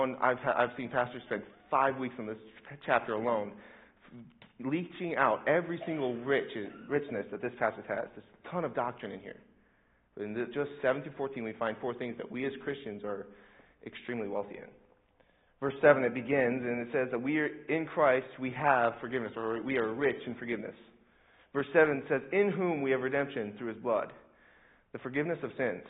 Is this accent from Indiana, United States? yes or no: yes; Indianapolis, Indiana, United States; I'm from Indianapolis, this is my home